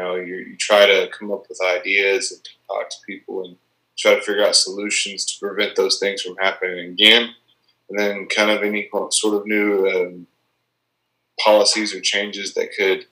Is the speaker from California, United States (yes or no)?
no; Tahlequah, Oklahoma, United States; my hometown